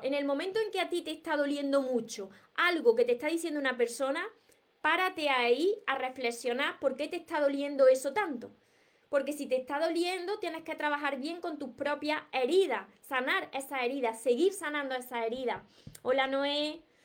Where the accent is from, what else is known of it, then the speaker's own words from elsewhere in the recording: Córdoba, Andalusia, Spain; yo no pronuncio la S porque soy de Córdoba y, me como todas las S